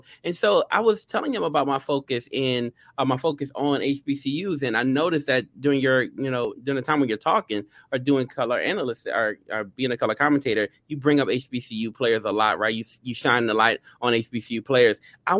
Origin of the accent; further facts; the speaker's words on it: Louisiana, United States; and I am too also from Louisiana, so I'm very, very happy to have him here.